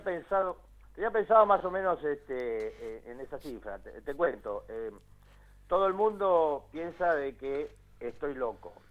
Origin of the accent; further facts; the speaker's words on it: La Plata, Buenos Aires Province, Argentina; moved away as an adult; now in Choele Choel, Argentina; soy nací en La Plata y... Este, y viví muchos años en La Plata, ya hace casi 20 años que estoy acá en el sur, en Choel, Choel, en el Valle de Río Negro.